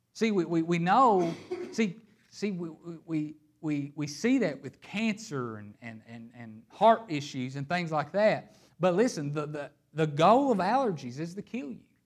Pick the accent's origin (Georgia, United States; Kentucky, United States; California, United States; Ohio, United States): Kentucky, United States; Hazard; I am a boy from Hazard, Kentucky.